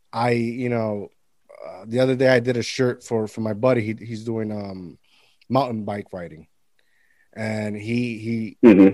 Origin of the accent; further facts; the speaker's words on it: Puerto Rico; when I was a kid, growing up in Puerto Rico